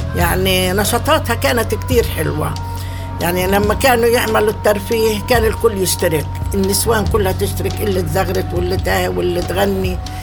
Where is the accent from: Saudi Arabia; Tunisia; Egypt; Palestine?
Palestine; بنلبس ثيابنا اللي كانوا اي اهالينا ايام زمان يلبسوهن في البلاد